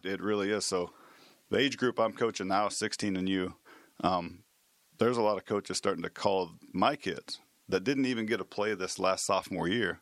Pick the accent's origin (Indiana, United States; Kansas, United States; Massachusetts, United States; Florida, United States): Kansas, United States; Manhattan; born and raised here in Manhattan